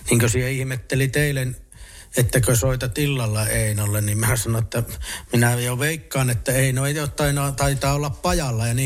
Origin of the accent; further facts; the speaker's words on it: Finland; first language fi; minun äidinkielihän on kotona ollut suomi. Minulla on isä saamelainen ja minä olen itse saamelainen ja äiti suomalainen